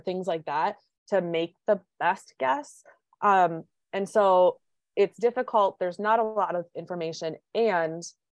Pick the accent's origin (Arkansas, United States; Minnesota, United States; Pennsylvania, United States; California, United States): Minnesota, United States; accent: Minnesota; I live in Minnesota, if you couldn't tell by my accent